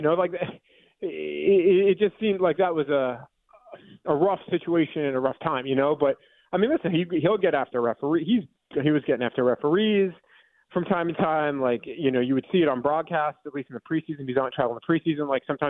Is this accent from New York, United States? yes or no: yes; New York, United States; I'm a New Yorker. Like, I grew up in New York